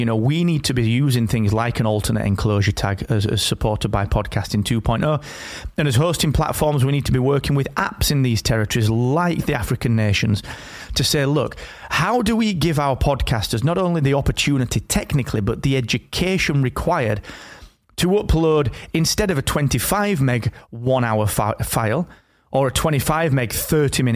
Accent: the north of England, United Kingdom; here in my hometown up in the north of England

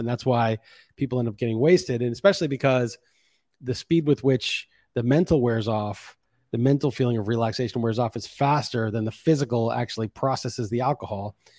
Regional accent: New York City, New York, United States; I grew up being pretty jaded growing up in New York City

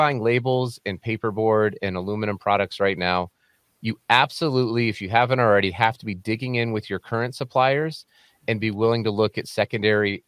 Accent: Colorado, United States; now in Salt Lake City, United States; I live in Salt Lake City, Utah, but I'm from Colorado, home of the Denver Nuggets

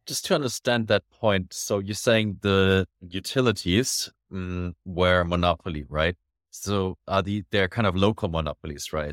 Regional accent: Germany; I'm from Germany

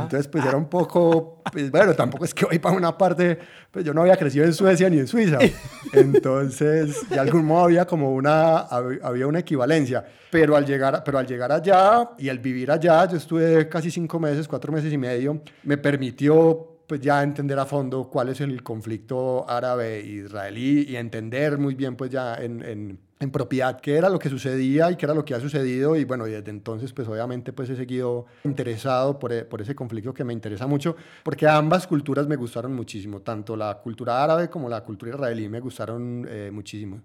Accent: Antioquia, Colombia; yo soy de Colombia, yo soy de Antioquia

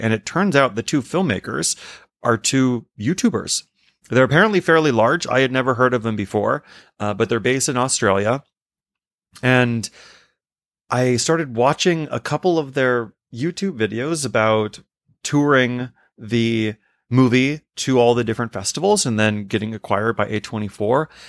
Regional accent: New York City, New York, United States; as a New Yorker

